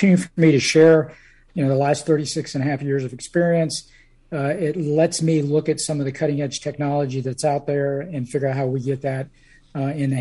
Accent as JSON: {"language": "English", "region": "North Carolina", "country": "United States", "said": "I'm originally from North Carolina"}